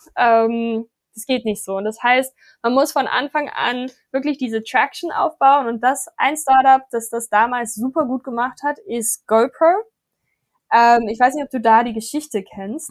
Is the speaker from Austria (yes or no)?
no; Johannesburg, Gauteng, South Africa; now in Berlin, Germany; meine Heimat, wir machen mal ein Satellitprogramm in Johannesburg